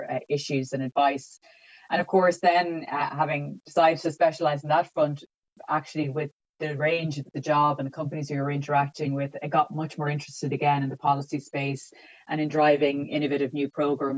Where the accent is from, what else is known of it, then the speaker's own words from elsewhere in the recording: Mullingar, Leinster, Ireland; moved away as an adult; also born or lived in Dublin / Limerick; I grew up in Mullingar